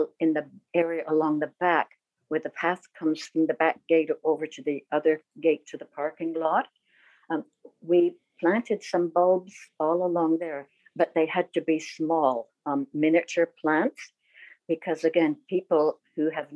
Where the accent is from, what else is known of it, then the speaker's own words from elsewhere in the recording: England, United Kingdom; now in Canada; I was born in England